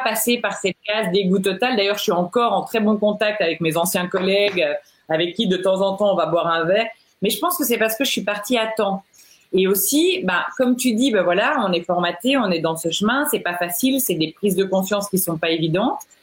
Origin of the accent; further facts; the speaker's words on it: Belgium; moved away as an adult; now in Geneva, Switzerland; je suis belge.